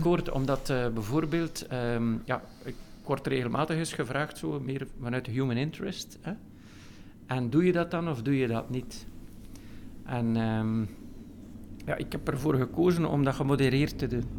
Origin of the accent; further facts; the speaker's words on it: Veurne, Flanders, Belgium; Ik kom uit Veuren